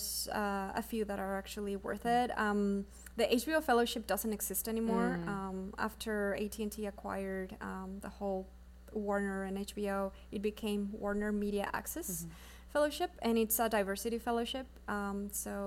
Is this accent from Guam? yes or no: no; Mexico; first language Spanish; English is a second language; moved away as an adult; now in Los Angeles, United States; I came to film school from Mexico. I moved here in 2014